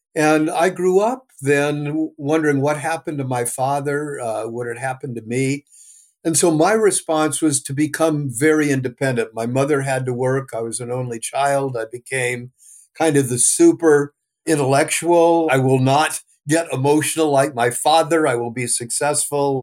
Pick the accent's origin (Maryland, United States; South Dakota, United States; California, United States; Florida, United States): California, United States; also born or lived in New York; I was born in New York, came to California